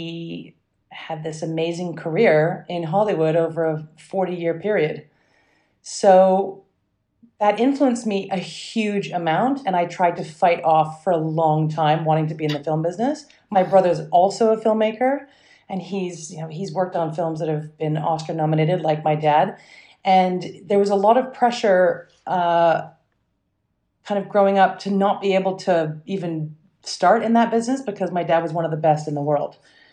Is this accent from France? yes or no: no; England, United Kingdom; accent: mixed mid-Atlantic; And I actually grew up in England, despite my mixed mid-Atlantic accent. I grew up in England and went to American school.